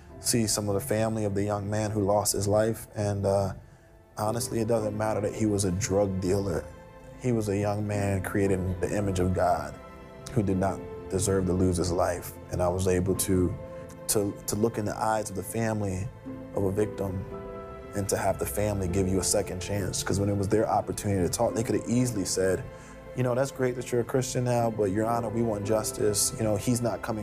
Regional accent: Philadelphia, Pennsylvania, United States; born or raised there

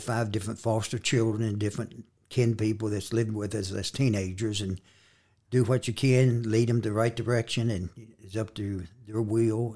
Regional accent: Elkton, Virginia, United States; from Elkton, Virginia. I gr, was born and raised in Elkton.

